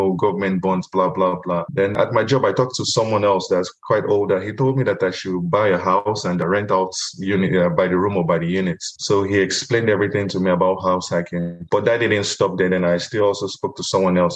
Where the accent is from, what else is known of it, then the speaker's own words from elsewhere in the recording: Nigeria; moved away as an adult; also born or lived in Louisiana, United States / Tucson, Arizona, United States; now in Phoenix, United States; I'm originally from Nigeria. I immigrated to the US in 2011 as a student.